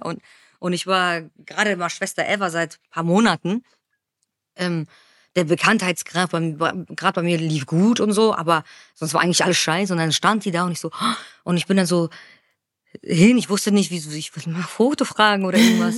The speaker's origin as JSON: {"language": "German", "town": "Frankfurt", "region": "Hesse", "country": "Germany", "said": "ich komme aus Frankfurt"}